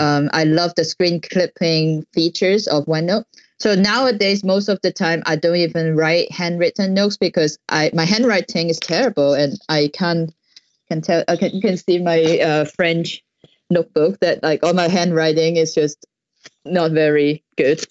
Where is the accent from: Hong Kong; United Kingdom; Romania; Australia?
Hong Kong; I'm from Hong Kong